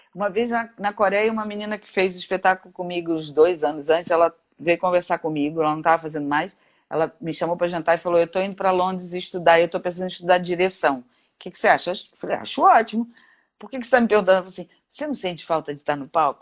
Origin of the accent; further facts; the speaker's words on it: Brazil; eu sou brasileira